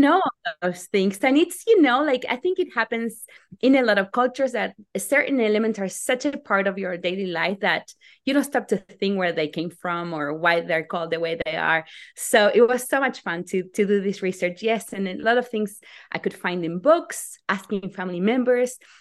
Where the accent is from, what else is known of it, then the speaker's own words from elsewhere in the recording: Argentina; moved away as an adult; now in United States; I'm from Argentina, and my family comes from all over the world.